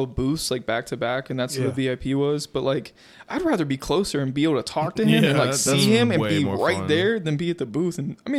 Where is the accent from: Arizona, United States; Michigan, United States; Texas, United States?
Michigan, United States; moved away; I'm from Michigan.